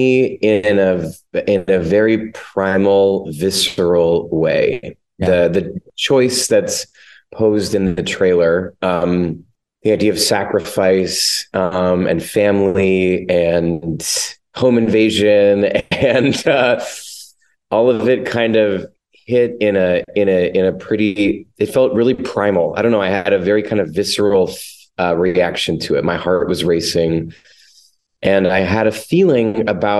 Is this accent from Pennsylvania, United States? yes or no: yes; Lancaster, Pennsylvania, United States; I'm from Lancaster, Pennsylvania